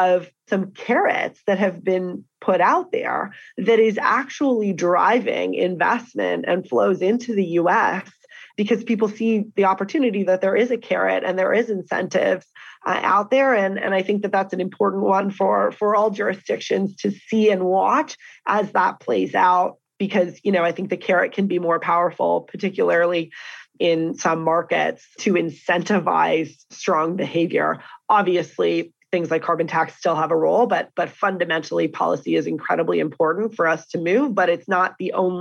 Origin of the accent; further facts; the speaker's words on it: Canada; as a Canadian